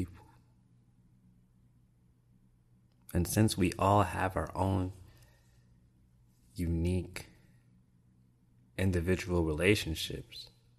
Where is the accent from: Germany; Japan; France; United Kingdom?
Japan; also born or lived in Mississippi, United States / Florida, United States; I grew up in Japan, influenced by Buddhist beliefs. And then in Mississippi, you know, straight Baptist church.